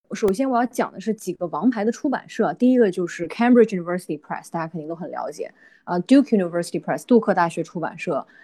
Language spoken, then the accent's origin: Chinese; China; moved away; 我们在中国成长的，中国接受，算是这种，呃，义务教育吧，成长起来本科，本科也是在国内读的